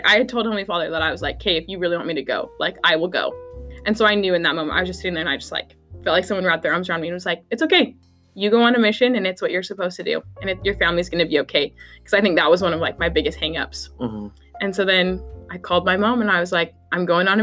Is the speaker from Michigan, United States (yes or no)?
no; Salt Lake City, Utah, United States; moved away as an adult; I'm from Salt Lake City, Utah